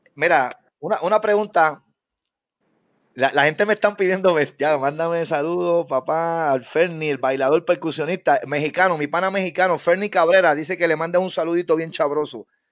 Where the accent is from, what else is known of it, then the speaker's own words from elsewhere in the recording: Guánica, Puerto Rico; yo soy de Guánica